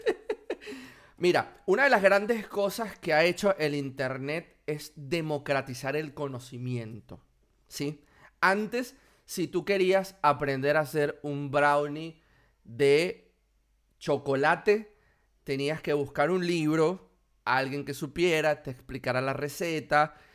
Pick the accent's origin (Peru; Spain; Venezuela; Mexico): Venezuela; Anzoátegui; moved away as an adult; also born or lived in Buenos Aires, Argentina; now in Argentina; de donde soy yo, de Anzuategui